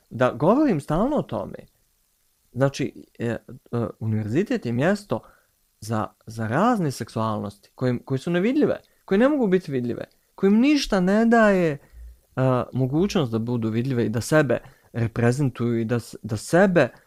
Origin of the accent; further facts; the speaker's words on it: Tuzla, Federation of Bosnia and Herzegovina, Bosnia & Herzegovina; strašno volim Tuzla, ja sam iz Tuzle.